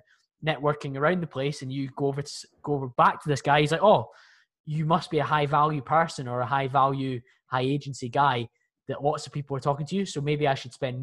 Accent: Scotland, United Kingdom; I'm from Scotland

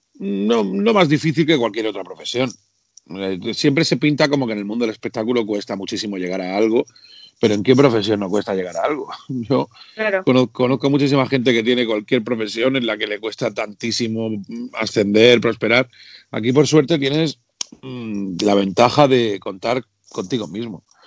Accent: Region of Murcia, Spain; now in Madrid, Spain; Aunque vivo en Madrid, como bajo a Murcia, que es mi tierra natal

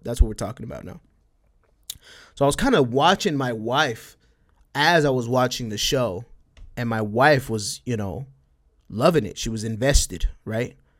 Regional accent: El Paso, Texas, United States; accent: Spanish twang; I'm from El Paso, Texas, right? but I'm right next to Juaritos, right? Right next to Mexico, right? So I got a little, I got a little bit, a little bit of that Spanish twang

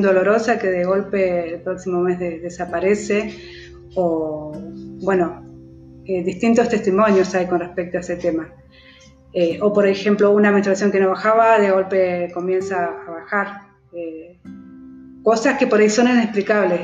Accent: Entre Ríos, Argentina; moved away; also born or lived in Patagonia (south of Argentina); vivo hace aproximadamente 18 años en el sur, pero soy de Entre Ríos

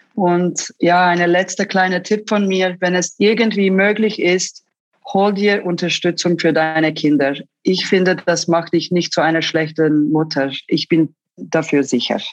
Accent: Zurich, Switzerland; German is a second language; moved away as an adult; also born or lived in Istanbul, Turkey / Los Angeles, United States; Meine Eltern sind aus beruflichen Gründen in 1985 nach Zürich gezogen

